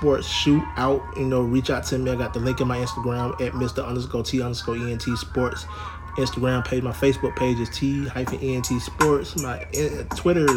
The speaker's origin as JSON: {"language": "English", "region": "Alabama", "country": "United States", "tie": "born or raised there", "moved": "yes", "lives_now": "New Orleans, United States", "said": "my home state, Alabama. Shout out to my second home, New Orleans, where I live"}